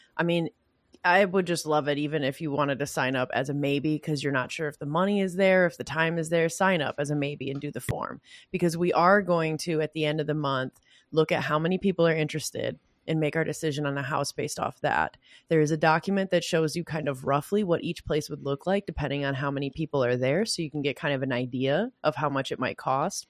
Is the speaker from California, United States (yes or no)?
no; Michigan, United States; I'm from Michigan